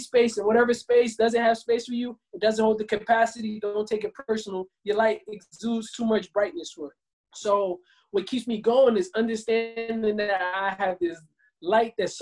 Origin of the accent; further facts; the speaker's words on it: Camden, New Jersey, United States; moved away as an adult; now in Los Angeles, United States; growing up, I'm from Camden, New Jersey